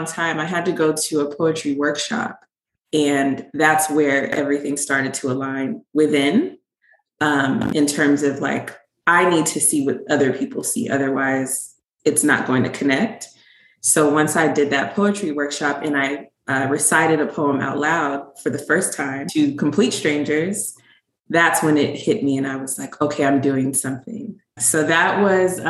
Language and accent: English; Riverside, California, United States; now in Atlanta, United States; I currently live in Atlanta, but I'm from California, grew up there